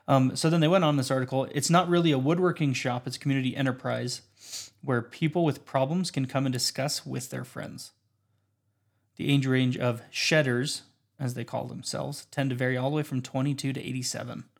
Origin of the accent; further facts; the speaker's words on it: Windsor, Colorado, United States; I'm from Windsor, Colorado